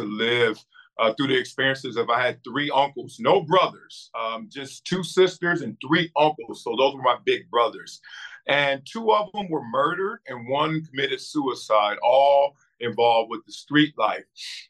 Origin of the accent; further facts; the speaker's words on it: Compton, California, United States; growing up in Compton and South Central.